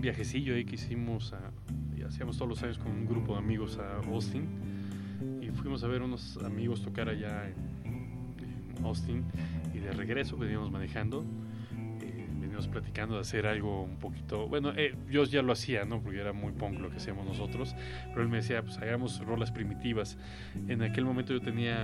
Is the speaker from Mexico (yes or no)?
yes; Mexico; yo mexicano